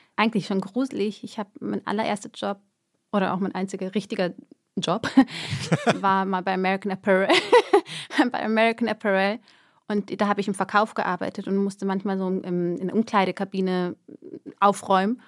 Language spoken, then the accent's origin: German; Germany; moved away as an adult; also born or lived in Erding, Bavaria; now in Zurich, Switzerland; ich bin Deutsche.